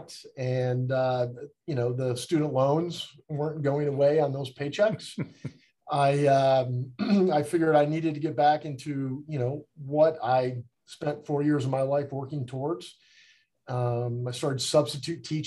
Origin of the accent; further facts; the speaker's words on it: Binghamton, New York, United States; moved away; I'm from upstate New York. I'm from Binghamton